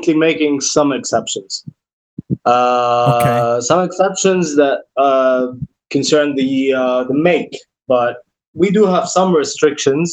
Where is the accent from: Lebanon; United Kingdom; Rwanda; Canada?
Lebanon; Chouf, Mount Lebanon; it's my hometown